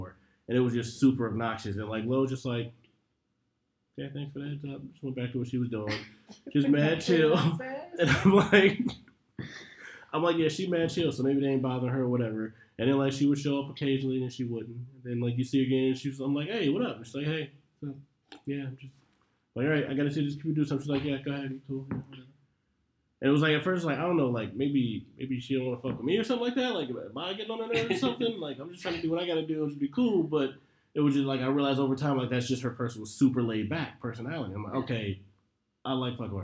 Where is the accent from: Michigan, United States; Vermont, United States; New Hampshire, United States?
Michigan, United States; Detroit; moved away; I'm from Detroit